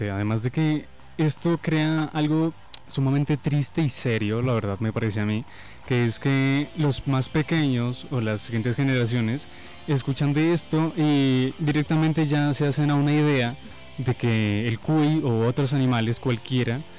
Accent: Colombia; also born or lived in Ecuador; he vivido en muchos lugares, nací en el Ecuador, mis papás son colombianos, me trajeron para acá, he vivido en muchos lugares de Colombia y hace unos años estoy viviendo acá en Nariño.

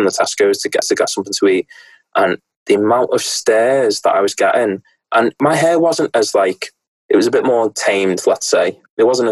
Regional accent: the Wirral, North West England, United Kingdom; I'm from the Northwest. I'm of England, from the Wirral, a small peninsula, which is very, very nice, next to between Chester and Liverpool.

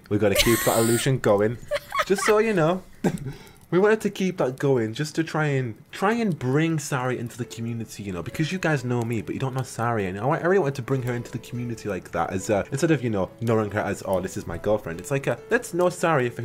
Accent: United Kingdom; being a British boy in university

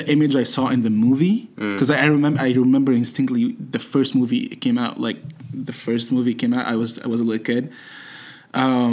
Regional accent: Egypt; English is a second language; moved away as an adult; now in United States; I've been born and raised in Egypt. I came here when I was 19.

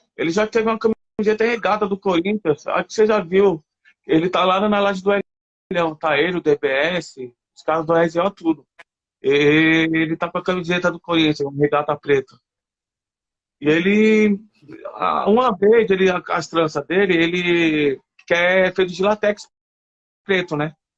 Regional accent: São Paulo, Brazil; eu sou aqui da Sul

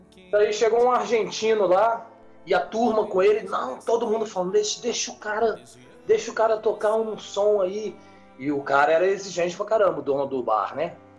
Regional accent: Rio de Janeiro, Brazil; now in Paulínia, Brazil; eu sou sou do Rio

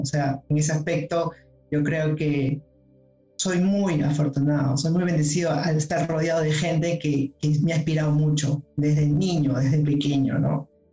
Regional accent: Lima, Peru; estoy de Lima

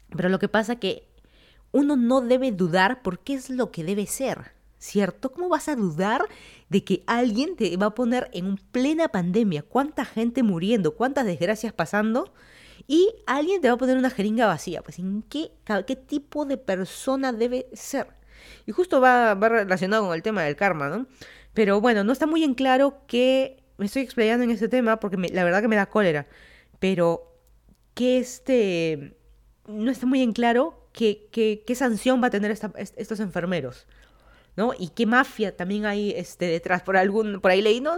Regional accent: Lima, Peru; moved away as an adult; also born or lived in Miami, United States / Virginia, United States; now in Fairfax County, Virginia, United States; yo soy de Lima, Perú, me mudé a Estados Unidos ya hace más de cuatro años

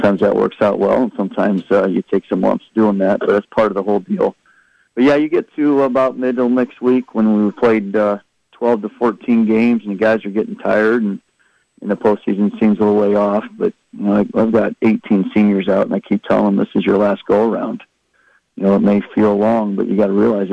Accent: Iowa, United States; I grew up in Iowa

